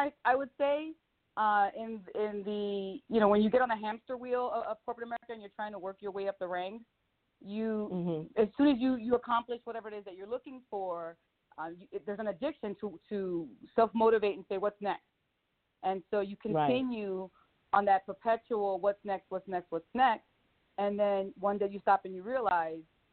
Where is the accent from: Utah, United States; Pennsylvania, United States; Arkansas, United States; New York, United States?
Pennsylvania, United States; Philadelphia; now in Las Vegas, United States; I'm from Philly